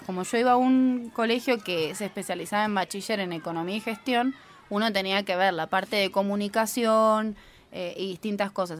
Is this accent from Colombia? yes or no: no; Buenos Aires, Argentina; moved away as an adult; now in Costa Rica; soy de Buenos Aires, Argentina, y soy maestra de kinder y productora de radio.